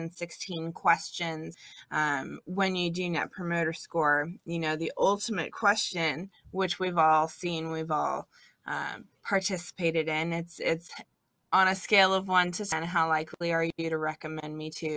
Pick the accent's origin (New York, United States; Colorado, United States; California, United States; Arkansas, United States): California, United States; moved away as an adult; now in Washington, United States; I was born and raised in California